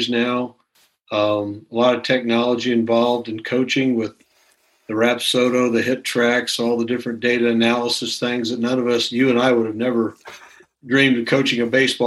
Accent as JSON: {"language": "English", "area": "near Lafayette", "region": "Indiana", "country": "United States", "tie": "born or raised there", "said": "we grew up near Lafayette, Indiana"}